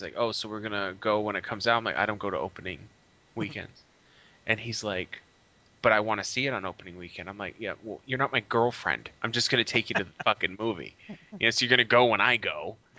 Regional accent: United States; we're American.

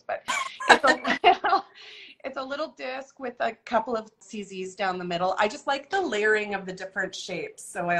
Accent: Vancouver, British Columbia, Canada; I grew up in Vancouver. I'm born and raised and stayed, which I think is unusual.

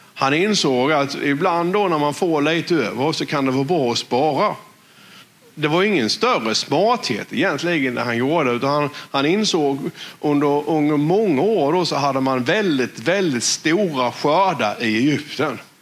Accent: West Blekinge, Sweden; accent: West Blekinge dialect; på vår dialekt här vid Västblekinge

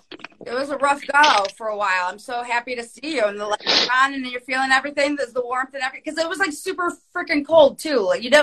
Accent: Ohio, United States; I'm from the Midwest as well. I'm from Ohio

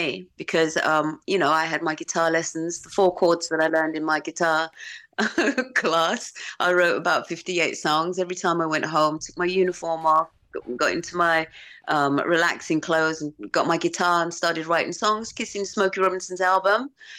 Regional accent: Romford, London, United Kingdom; accent: Romford; also born or lived in Los Angeles; So yeah, we spent 13 years out there. So my accent is kind of like got a little bit of Romford, and it's good. From LA.

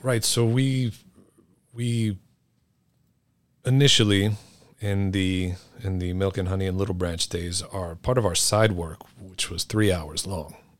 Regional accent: New York City, New York, United States; I grew up here in New York City

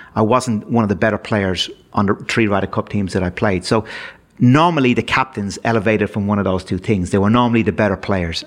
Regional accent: Dublin, Leinster, Ireland; my days growing up in Dublin

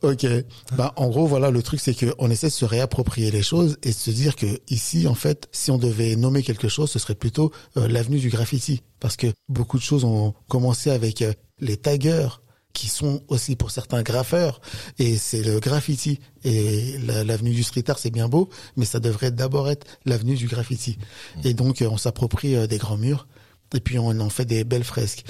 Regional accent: France; je suis français, je suis né en France

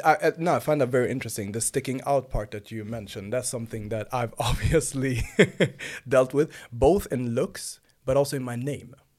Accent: Sweden; also born or lived in Nynäshamn; I'm born and raised here in Sweden. I have origins from Rwanda and Uganda.

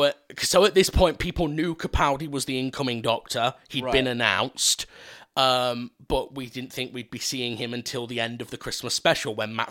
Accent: Scotland, United Kingdom; Oh, God, I'm Scottish, aren't I?

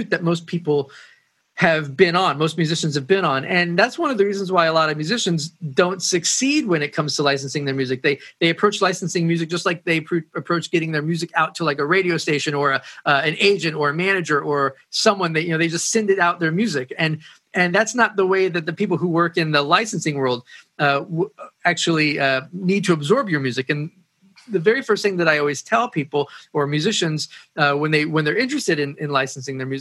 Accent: Woodstock, New York, United States; moved away; also born or lived in Nashville; I grew up in Woodstock, and I started in studios when I was a teenager.

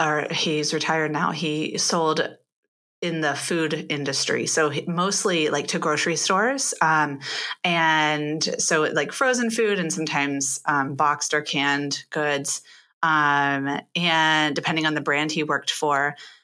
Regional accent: Pittsburgh, Pennsylvania, United States; born there; also born or lived in Michigan / St. Louis; now in Ohio, United States; I was born in Pittsburgh, Pennsylvania, and have been essentially a Midwest.

